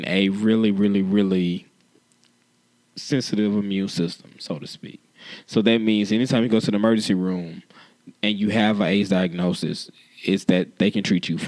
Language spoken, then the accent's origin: English; Houston, Texas, United States; I am a born and bred Houstonian.